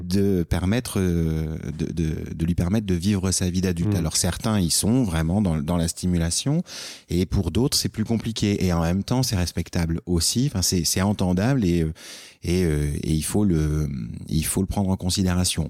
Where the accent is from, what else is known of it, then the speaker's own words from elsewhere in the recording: France; moved away as an adult; now in Quebec, Canada; on est français et donc on est étranger nous ici